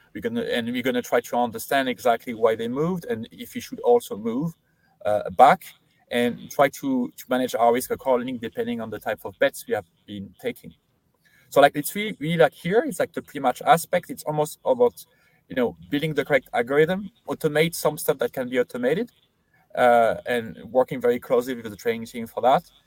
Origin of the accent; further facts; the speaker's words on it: France; moved away; I grew up in France, did all my studying in there, uh, so high school, uh, and then university there